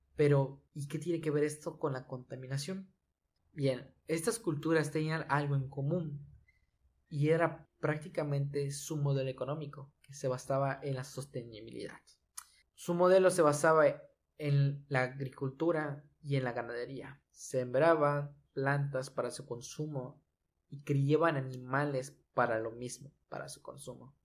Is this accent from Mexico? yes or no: yes; Yucatán, Mexico; soy orgullosamente yucateco